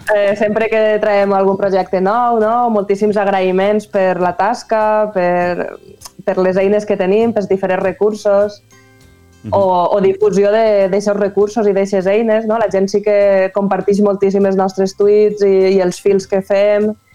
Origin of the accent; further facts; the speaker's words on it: Valencian Community, Spain; accent: Valencian; assenyalen el meu valencià com a catanyol